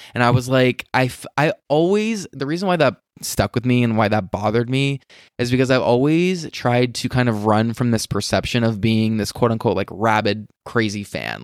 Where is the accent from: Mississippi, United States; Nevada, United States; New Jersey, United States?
Nevada, United States; Las Vegas; I'm from Vegas. I grew up here.